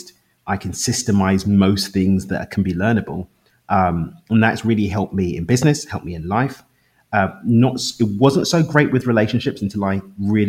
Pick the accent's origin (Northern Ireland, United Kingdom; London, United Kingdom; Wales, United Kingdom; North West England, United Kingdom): London, United Kingdom; accent: London; moved away as an adult; now in Cabo San Lucas, Mexico; I actually live in Cabo in Mexico, but I'm from East London in the UK. But I moved to Mexico 3 years ago.